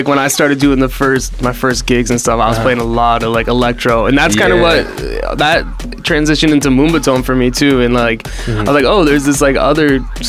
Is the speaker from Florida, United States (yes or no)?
no; New Hampshire, United States; I'm from New Hampshire.